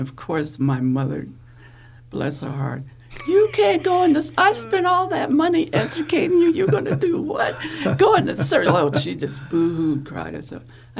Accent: Wooster, Ohio, United States; moved away as an adult; went back to my little small town called Wooster in Ohio.

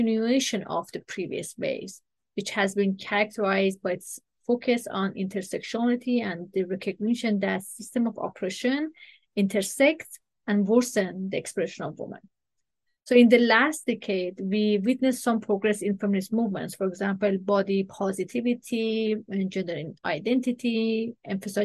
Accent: Iran; now in Canada; I am originally from Iran. And as an Iranian Canadian woman

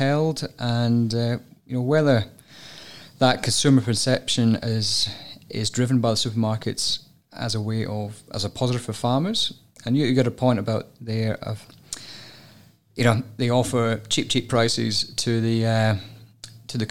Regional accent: Scotland, United Kingdom; I'm Scottish

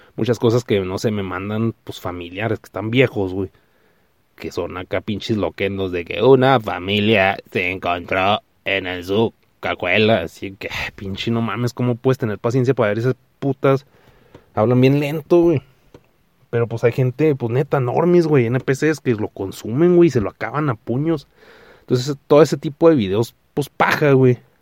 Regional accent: Mexico; Porque soy mexicano

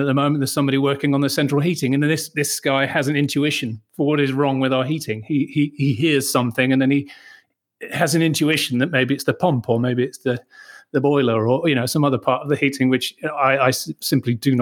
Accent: Manchester, North West England, United Kingdom; now in Austria; I'm a British journalist born in Manchester

